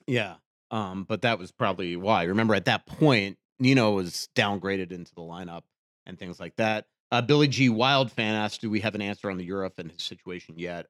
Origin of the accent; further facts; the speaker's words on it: Boca Raton, Florida, United States; moved away; Originally, I grew up in Boca Raton